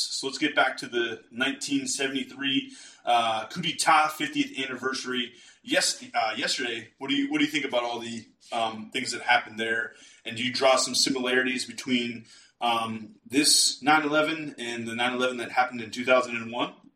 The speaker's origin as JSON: {"language": "English", "country": "United States", "said": "I say that as an American"}